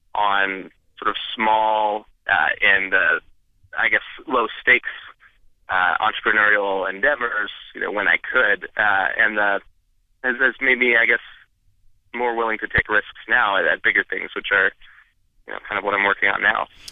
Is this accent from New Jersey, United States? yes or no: no; Idaho, United States; I grew up in Idaho